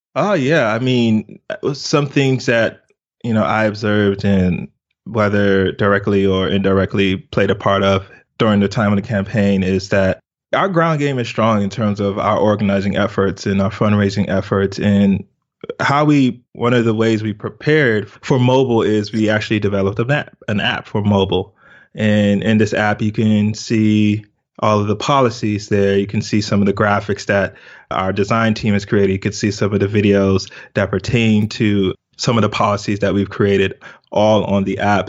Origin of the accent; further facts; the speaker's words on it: United States; also born or lived in Lagos, Nigeria; was immigrated to America, uh, when I was two. So I was basically raised in America.